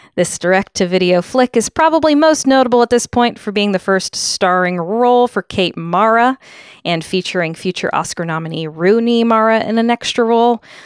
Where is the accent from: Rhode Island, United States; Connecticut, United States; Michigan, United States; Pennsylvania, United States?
Connecticut, United States; Fairfield; my hometown in Fairfield